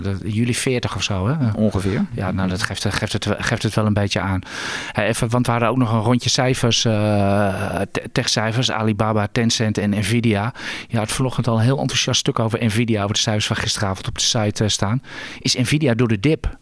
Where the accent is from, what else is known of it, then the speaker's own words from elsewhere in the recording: Netherlands; als Hollander.